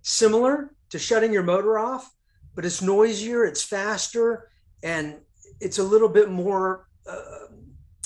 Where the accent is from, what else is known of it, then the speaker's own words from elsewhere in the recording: France; moved away; also born or lived in Europe; So I grew up in Europe, and as a child in the 80s in France